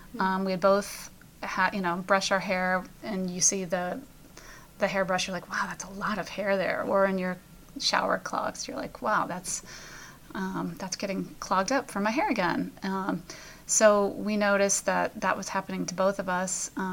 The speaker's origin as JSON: {"language": "English", "region": "Pennsylvania", "country": "United States", "said": "We're from Pennsylvania. We have a lot of hills around here."}